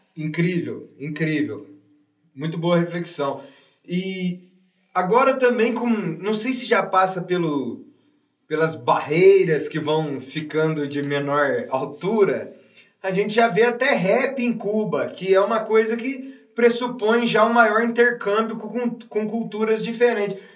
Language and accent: Portuguese; South of Minas Gerais, Brazil; o sul de Minas que é a minha terra